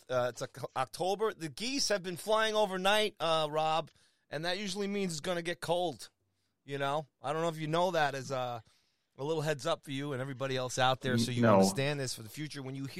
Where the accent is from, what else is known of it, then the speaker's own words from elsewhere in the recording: New York, United States; I'm from New York.